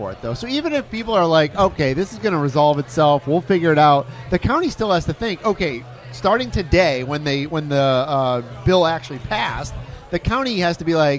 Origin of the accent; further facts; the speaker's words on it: Michigan, United States; now in Florida, United States; I grew up in Michigan.